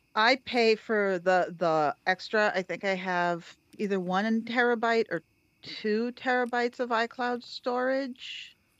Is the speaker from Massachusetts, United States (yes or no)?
yes; Cape Cod, Massachusetts, United States; now in Brooklyn, United States; I'm from Cape Cod originally. I live in Brooklyn now